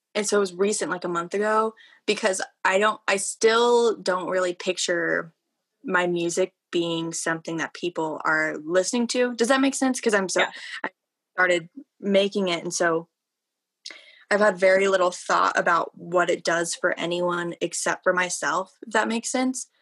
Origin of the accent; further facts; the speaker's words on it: Broomfield, Colorado, United States; moved away as an adult; now in Fort Collins, United States; I'm from Broomfield, Colorado, yeah. but moved here for CSU